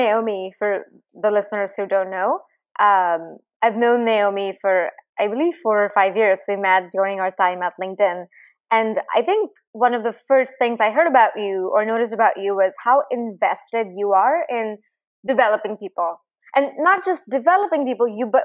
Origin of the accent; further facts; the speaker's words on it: India; also born or lived in Chicago; now in San Francisco, United States; When I was growing up in India, we actually had a whole chapter on his speech in our English textbook in 10th grade.